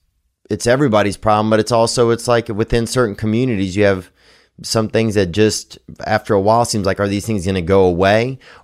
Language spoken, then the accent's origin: English; Louisiana, United States; I remember growing up in Louisiana, it would be scary sometimes to have a black friend